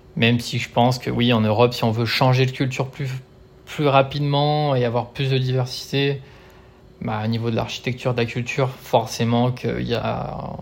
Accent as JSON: {"language": "French", "town": "Lyon", "region": "Auvergne-Rhône-Alpes", "country": "France", "also_born_or_lived": "Brisbane, Australia", "moved": "as an adult", "lives_now": "Australia", "said": "je suis de Lyon de base"}